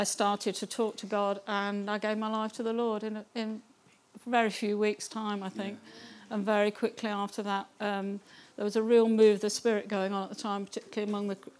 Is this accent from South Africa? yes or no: no; Kettering, East Midlands, United Kingdom; moved away as an adult; I was actually born in Kettering, so not far, so I've almost ended up coming back home. I was born in Kettering.